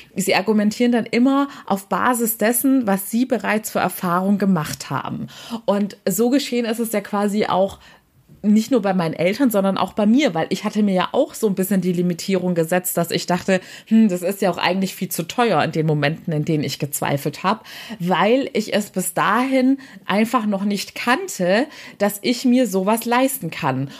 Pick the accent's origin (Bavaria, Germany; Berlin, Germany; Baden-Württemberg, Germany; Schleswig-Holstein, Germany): Baden-Württemberg, Germany; Waiblingen; Also Weibling ist meine Heimatstadt bei Stuttgart.